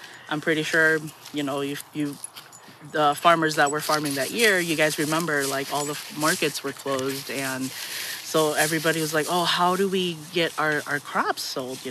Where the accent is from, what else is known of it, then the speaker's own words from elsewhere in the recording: St. Paul, Minnesota, United States; moved away; I'm a Midwest native. I'm from St. Paul, Minnesota